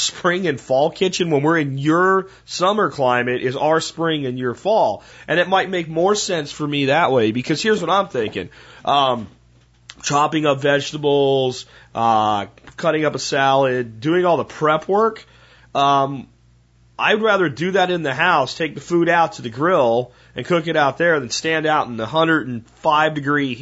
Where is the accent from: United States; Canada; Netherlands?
United States; Northeast; moved away; where I grew up in the Northeast